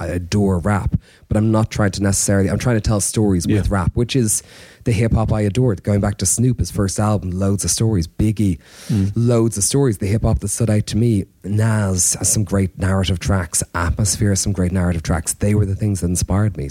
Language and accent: English; Ireland; as an Irish man, I grew up with no hip hop in terms of peers